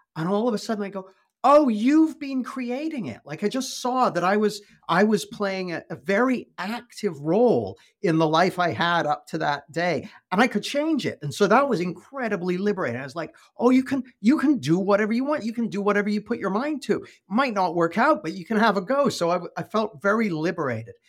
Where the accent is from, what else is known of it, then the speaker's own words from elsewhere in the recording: west coast of Canada, British Columbia, Canada; moved away as an adult; now in United Kingdom; I live in the U K, but I grew up in Canada, on the west coast of Canada.